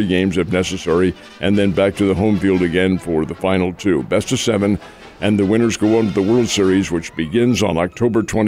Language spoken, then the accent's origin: English; Philadelphia, Pennsylvania, United States; Philadelphia is my hometown boyhood team from 50, 60, 70 years ago